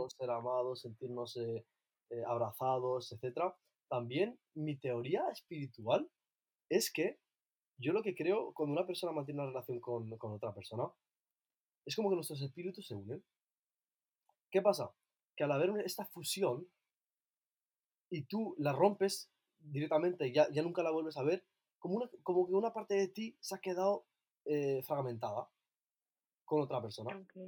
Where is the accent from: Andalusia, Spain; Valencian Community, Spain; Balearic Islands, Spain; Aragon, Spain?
Balearic Islands, Spain; Ibiza; also born or lived in Asilah, Morocco; now in Barcelona, Spain; vivo en Barcelona, aunque soy de Ibiza, y soy eh, de Azaila, en Marruecos.